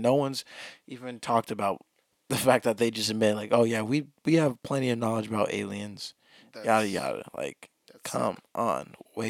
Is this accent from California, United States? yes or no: yes; California, United States; We're from California.